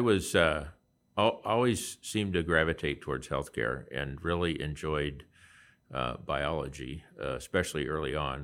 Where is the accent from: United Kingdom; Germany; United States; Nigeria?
United States; Lincoln, Nebraska; I grew up in and around Lincoln, Nebraska